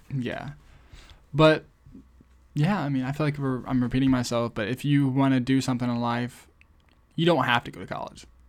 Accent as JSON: {"language": "English", "country": "United States", "said": "I'm American"}